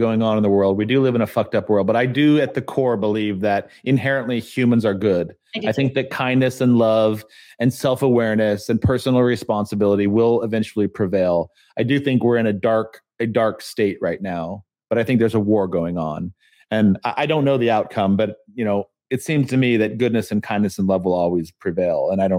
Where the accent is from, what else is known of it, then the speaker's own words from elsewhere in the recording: San Diego, California, United States; now in Charlotte, United States; was when I moved to Charlotte from San Diego, and I drove by. There's Chick-fil-A everywhere here in the South. It's the first time I'd ever seen Chick-fil-A. We did not have Chick-fil-A growing up